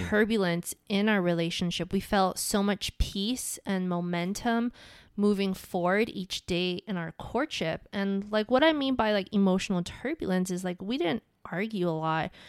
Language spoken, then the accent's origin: English; Hawaii, United States; where I grew up in Hawaii